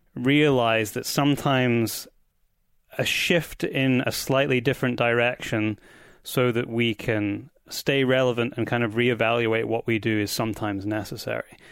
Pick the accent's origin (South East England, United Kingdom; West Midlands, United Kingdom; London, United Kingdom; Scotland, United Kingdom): Scotland, United Kingdom; I am back in my home country of Scotland